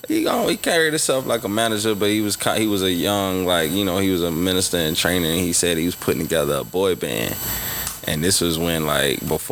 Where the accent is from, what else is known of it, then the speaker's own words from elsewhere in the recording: Orlando, Florida, United States; I'm born and raised in Orlando, Florida